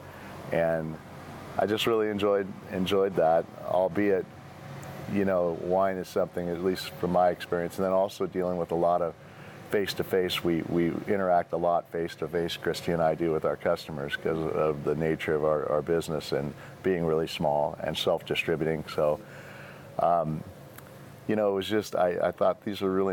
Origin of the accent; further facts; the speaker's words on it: Beaverton, Oregon, United States; I grew up in Beaverton, Sunset High School, graduated in 1981